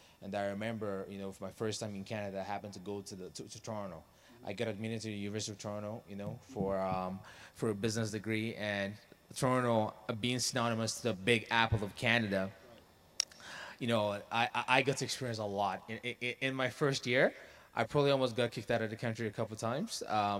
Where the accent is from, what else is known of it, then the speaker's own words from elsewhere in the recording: Oman; Well, my roots actually go back to Nigeria, you know. Shout out Nigeria. Yes. But I had a privilege of growing up in the Middle East in a country called Oman.